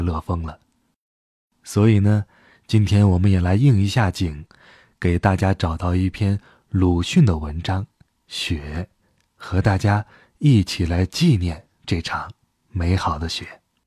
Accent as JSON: {"language": "Chinese", "town": "Hohhot", "region": "Inner Mongolia", "country": "China", "tie": "born or raised there", "said": "在呼和浩特，我的家乡"}